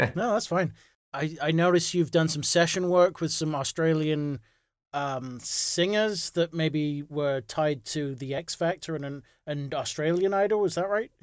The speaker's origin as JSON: {"language": "English", "region": "England", "country": "United Kingdom", "moved": "as an adult", "lives_now": "United States", "said": "I'm, I'm originally from England, so I moved to, um, the U S because of my wife."}